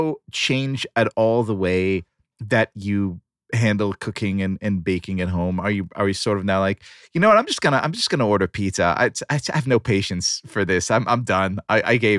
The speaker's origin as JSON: {"language": "English", "country": "Israel", "said": "I am from Israel, and sometimes the accent, it comes out when I speak"}